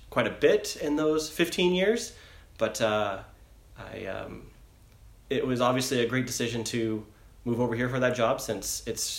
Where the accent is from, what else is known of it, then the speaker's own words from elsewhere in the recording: Spokane, Washington, United States; I am originally from Spokane, Washington. Grew up there until I went to college